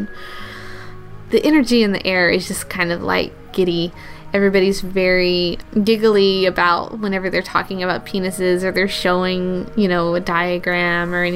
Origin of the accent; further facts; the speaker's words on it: the South, United States; I grew up in the South